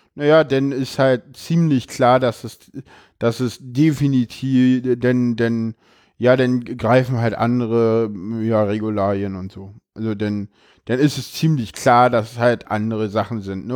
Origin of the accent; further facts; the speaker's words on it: Berlin, Germany; ich bin in Köpenick geboren, aufgewachsen